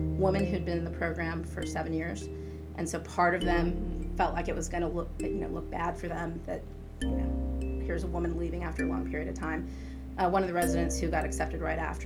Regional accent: El Paso, Texas, United States; I was born and raised in El Paso, Texas

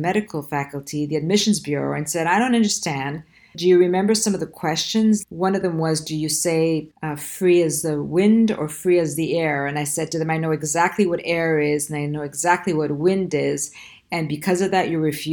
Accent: Quebec, Canada; first language Italian; English is a second language; I grew up in a French neighborhood, so French was my second language.

